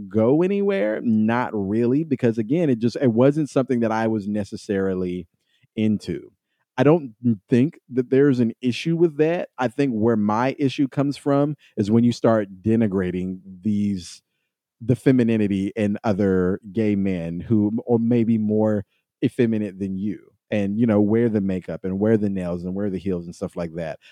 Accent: Kentucky, United States; I came from Kentucky

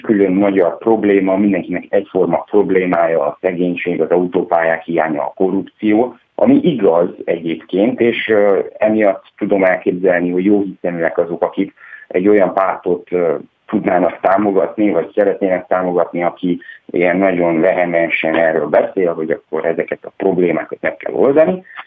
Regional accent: Transylvanian Hungarian, Romania; én erdélyi magyarként

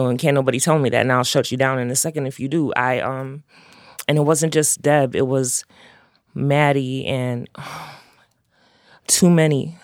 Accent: Chicago, Illinois, United States; growing up in uptown, growing up in Chicago

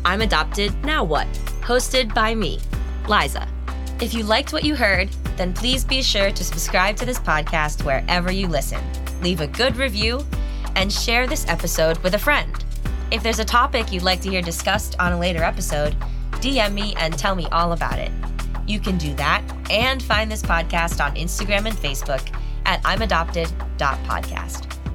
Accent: United States; I'm completely American

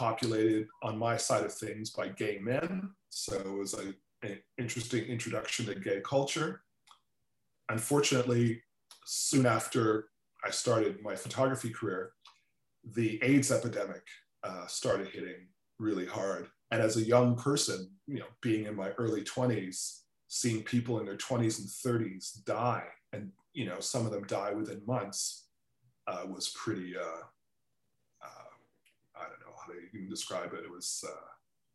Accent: Toronto, Ontario, Canada; also born or lived in Trinidad / New York; I grew up in Toronto

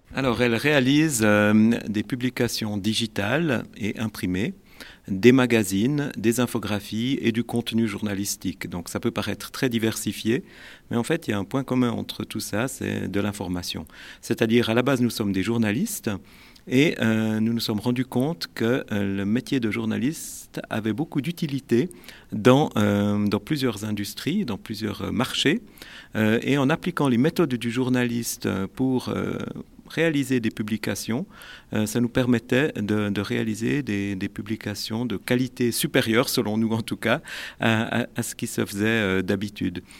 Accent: Neuchâtel, Switzerland; je suis neuchâtelois d'origine

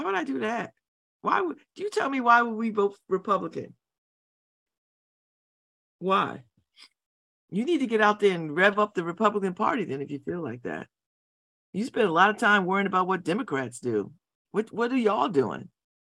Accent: New Haven, Connecticut, United States; We're all from somewhere else, except me, I'm from New Haven, but.

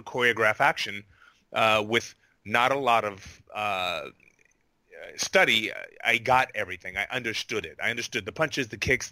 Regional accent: Honolulu, Hawaii, United States; moved away as an adult; also born or lived in Indiana / California; I grew up, I was born in Indiana, and I grew up in Hawaii, in Honolulu, Hawaii

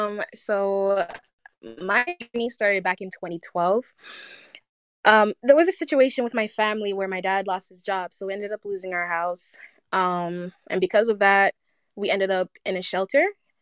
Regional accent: United States; especially in the States, growing up in the South Side, the music there, highly, highly influential towards my sound

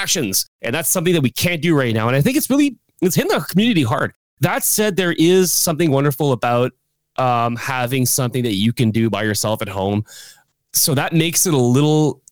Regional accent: Ontario, Canada; now in Quebec, Canada; I come originally from Ontario, but I moved to Quebec.

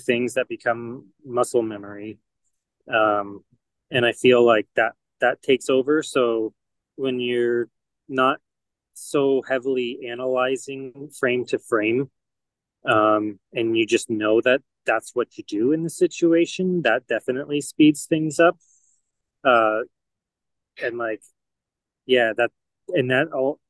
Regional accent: Canada; moved away as an adult; now in United States; I'm Canadian

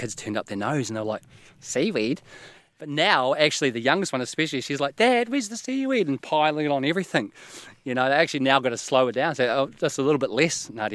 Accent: New Zealand; moved away as an adult; now in East Neuk, United Kingdom; I'm originally from New Zealand. I've been in the East Nuuk now for 3 years.

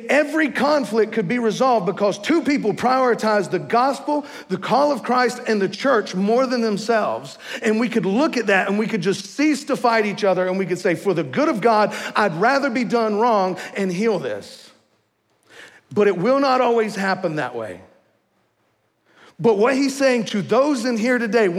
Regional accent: the South, United States; moved away; I'm from the South

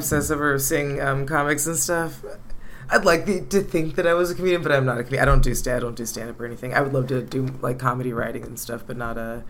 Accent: California, United States; Yeah, I'm from California.

